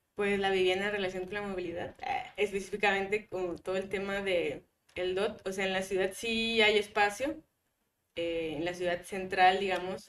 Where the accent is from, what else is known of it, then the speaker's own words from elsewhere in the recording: Guadalupe, Nuevo León, Mexico; also born or lived in Monterrey; yo crecí en Guadalupe, casi en Juárez